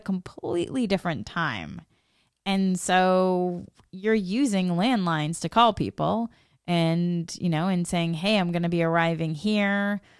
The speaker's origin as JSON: {"language": "English", "region": "Massachusetts", "country": "United States", "tie": "born or raised there", "also_born_or_lived": "Boston", "moved": "as an adult", "lives_now": "Los Angeles, United States", "said": "I grew up in Massachusetts and New England. I love Massachusetts and New England. I had been living in Boston before I moved."}